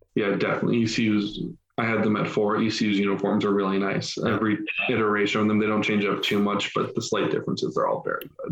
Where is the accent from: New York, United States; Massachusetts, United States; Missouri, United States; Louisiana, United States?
Massachusetts, United States; moved away; I'm an Irish Catholic from Massachusetts originally